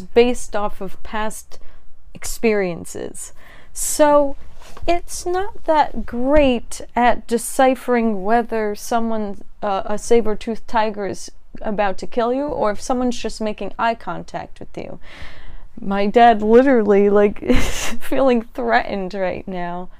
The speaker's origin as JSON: {"language": "English", "country": "United States", "tie": "born or raised there", "said": "growing up in America"}